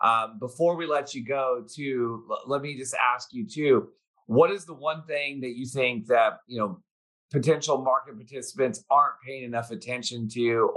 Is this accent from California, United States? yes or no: yes; Bakersfield, California, United States; my hometown of Bakersfield